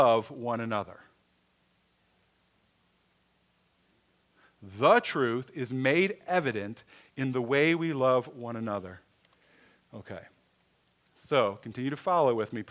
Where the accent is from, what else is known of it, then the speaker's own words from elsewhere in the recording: Michigan, United States; I was born in Michigan